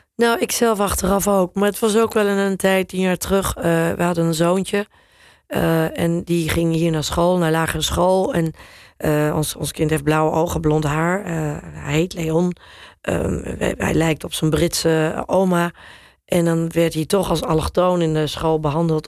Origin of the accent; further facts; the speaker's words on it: Netherlands; accent: Dutch; moved away as an adult; also born or lived in England / New York / Turkey; ik heb natuurlijk wel een Nederlands accent in mijn, eh, in mijn Engels.